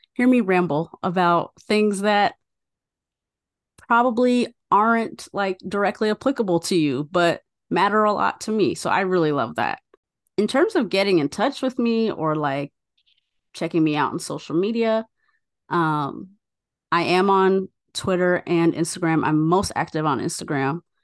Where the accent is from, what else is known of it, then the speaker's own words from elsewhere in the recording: United States; now in Chicago, United States; I am born and raised in the U S and that I have an American passport